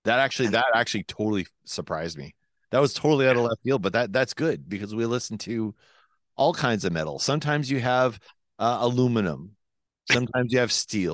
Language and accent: English; Quebec, Canada; accent: Quebec; That's my Quebec accent trying to imitate Finland accent. Finland by way of Quebec.